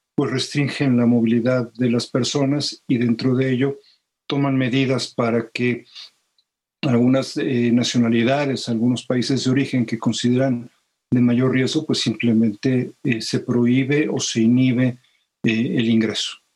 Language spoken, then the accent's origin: Spanish; Mexico; los mexicanos